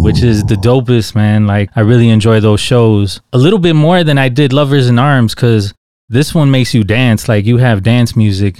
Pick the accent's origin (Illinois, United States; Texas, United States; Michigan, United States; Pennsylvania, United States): Illinois, United States; Chicago; I grew up in Little Village, man.